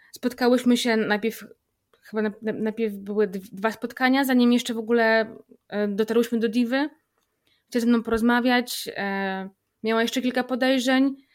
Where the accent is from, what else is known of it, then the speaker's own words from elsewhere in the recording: Grudziądz, Kuyavian-Pomeranian Voivodeship, Poland; u nas w Grudziądzu, bo jestem z Grudziądza